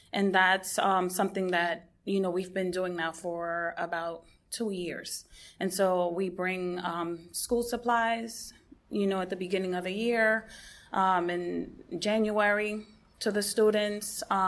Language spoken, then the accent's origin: English; West Palm Beach, Florida, United States; And I am from West Palm Beach, and the name of our ministry is Anabaptist Family Group.